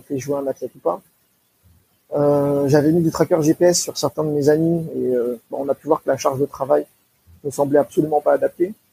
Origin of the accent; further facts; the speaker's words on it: Seine-Saint-Denis, Île-de-France, France; originaire d'Île-de-France en 93